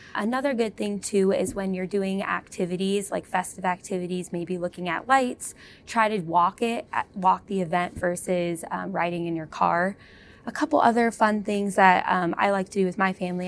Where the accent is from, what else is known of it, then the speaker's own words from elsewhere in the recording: California, United States; moved away; I'm from California, though, so we did not have real snow